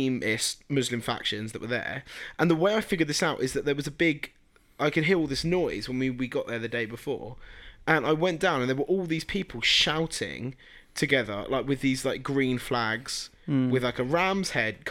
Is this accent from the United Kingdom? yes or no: yes; England, United Kingdom; I'm English